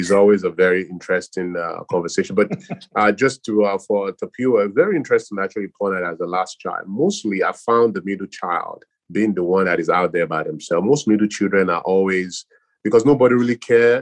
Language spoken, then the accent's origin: English; Nigeria; now in United States; born and raised in Nigeria